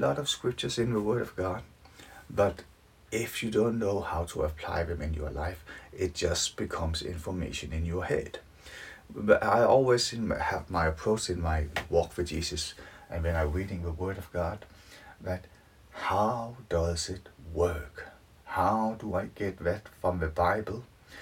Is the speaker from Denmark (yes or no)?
yes; Denmark; moved away as an adult; now in United Kingdom; Originally, I'm from Denmark, but I have lived in the UK for nearly 30 years now.